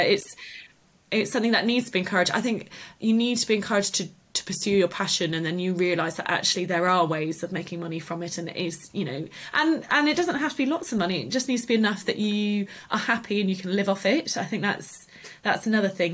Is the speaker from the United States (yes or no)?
no; the Cotswolds, South West England, United Kingdom; also born or lived in Liverpool; I grew up in the Cotswolds and then went off to university in Liverpool